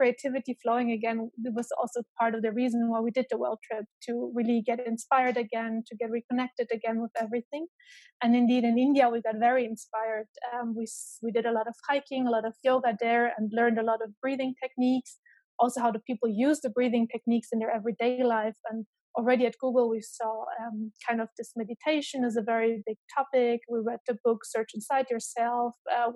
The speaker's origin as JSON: {"language": "English", "country": "Germany", "tie": "born or raised there", "also_born_or_lived": "Romania / Tübingen, Germany / Ireland / Boston, United States", "moved": "as an adult", "said": "I was born in Romania, then raised in Germany."}